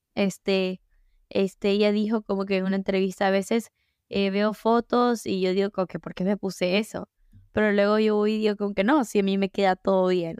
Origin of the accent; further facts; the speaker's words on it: United States; Mi papá es dominicano, mi mamá es ecuatoriana y yo nací en Estados Unidos.